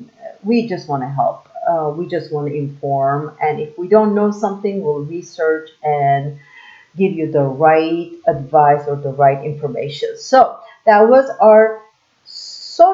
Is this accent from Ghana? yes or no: no; Istanbul, Turkey; moved away as an adult; now in Las Vegas, United States; I'm from overseas. I'm from Istanbul, Turkey.